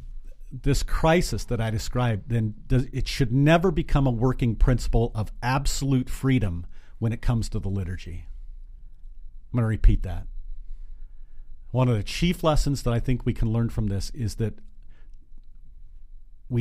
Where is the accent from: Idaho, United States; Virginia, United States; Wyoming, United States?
Wyoming, United States; Glenrock; also born or lived in Kimball, Nebraska; now in Lincoln, United States; But from 3rd grade on, lived in Glen Rock, Wyoming. So I'm from Wyoming